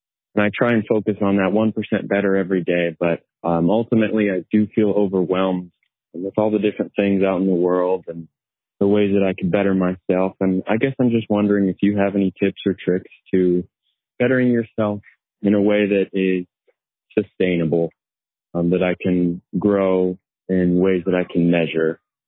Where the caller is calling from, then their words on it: Orem, Utah, United States; I'm calling from Orem, Utah.